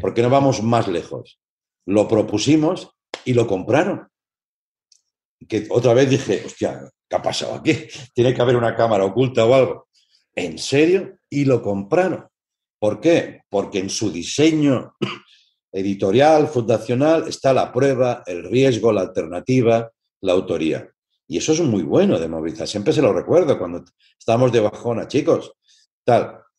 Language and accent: Spanish; Tarragona, Catalonia, Spain; also born or lived in Barcelona; yo soy de Tarragona y yo estudiaba en Barcelona